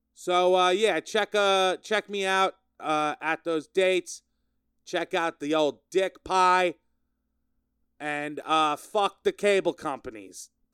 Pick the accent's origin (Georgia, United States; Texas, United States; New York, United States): New York, United States; Sayville; I'm in my hometown, my hometown of Sayville. Sayville, Long Island